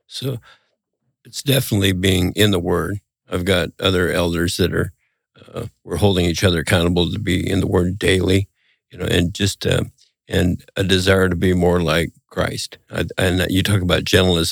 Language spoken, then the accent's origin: English; Montana, United States; growing up in Montana